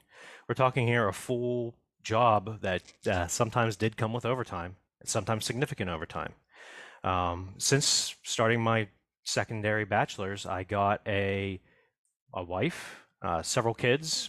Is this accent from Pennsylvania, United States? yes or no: yes; Manorville, Pennsylvania, United States; I am actually from a very small town northeast of Pittsburgh by about 45 minutes. It's called Manorville